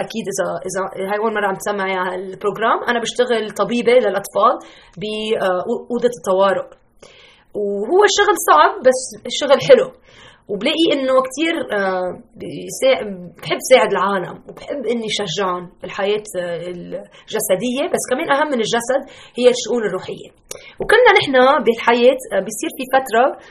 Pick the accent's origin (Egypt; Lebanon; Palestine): Lebanon; now in Chicago, United States; أنا لبنانية